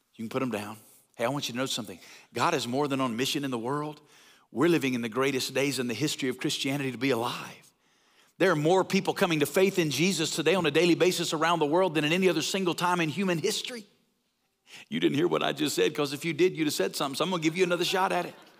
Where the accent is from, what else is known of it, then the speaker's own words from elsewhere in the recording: North Alabama, United States; moved away as an adult; also born or lived in Woodstock, Georgia; now in Las Vegas, United States; I'm from North Alabama